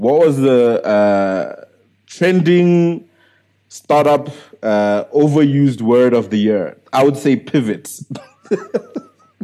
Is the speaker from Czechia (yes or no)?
no; South Africa; I'm still a South African entrepreneur